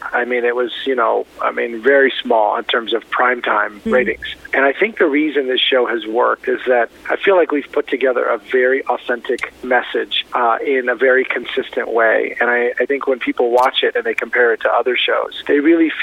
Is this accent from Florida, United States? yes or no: yes; Miami, Florida, United States; also born or lived in Beirut, Lebanon; I was born in Beirut, Lebanon, lived in an orphanage, and I was adopted by an American family and raised in Miami